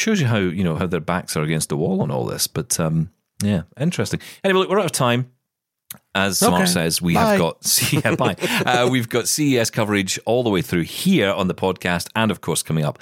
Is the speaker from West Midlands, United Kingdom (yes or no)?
no; Scotland, United Kingdom; I am Scottish.